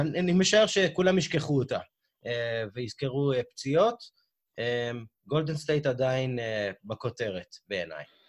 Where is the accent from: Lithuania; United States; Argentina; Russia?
United States; אני כאמריקאי